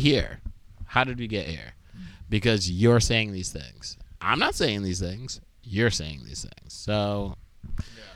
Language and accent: English; Binghamton, New York, United States; my hometown, Binghamton